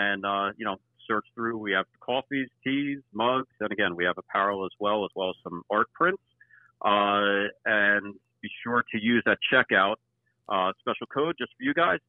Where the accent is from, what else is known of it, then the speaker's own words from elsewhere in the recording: East Coast, United States; growing up on the East Coast